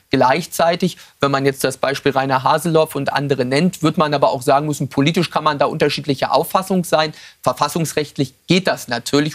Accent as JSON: {"language": "German", "area": "Western Pomerania", "region": "Mecklenburg-Vorpommern", "country": "Germany", "said": "in meiner Heimat in Vorpommern"}